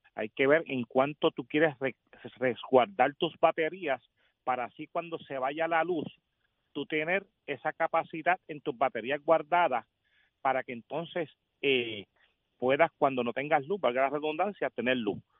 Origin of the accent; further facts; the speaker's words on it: Puerto Rico; also born or lived in Las Piedras, Puerto Rico; nosotros como típicos puertorriqueños